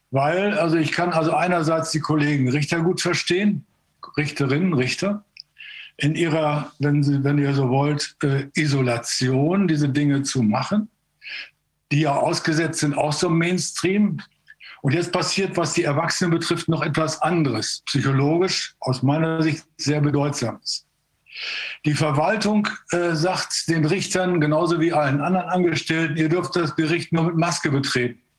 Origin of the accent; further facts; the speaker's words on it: East Germany, Germany; ich komme aus dem Osten, könnte vielleicht helfen, die Fehler des Westens vermeiden zu helfen.